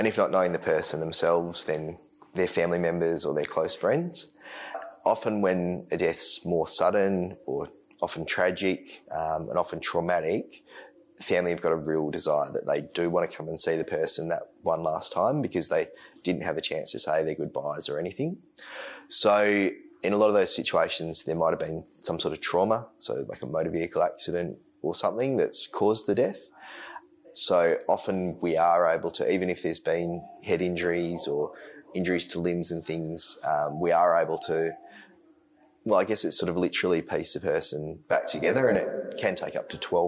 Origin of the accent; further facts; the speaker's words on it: Bunbury, Western Australia, Australia; I was born in Bunbury. I still live in Bunbury